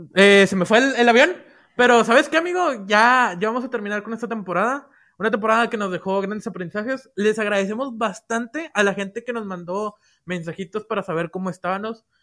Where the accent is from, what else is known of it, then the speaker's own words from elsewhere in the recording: Mexico; soy mexicano